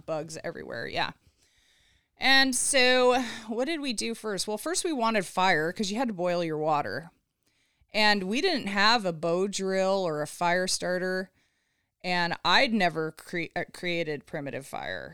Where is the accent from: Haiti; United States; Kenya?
United States; Southern California; I grew up in Southern California, so typical California girl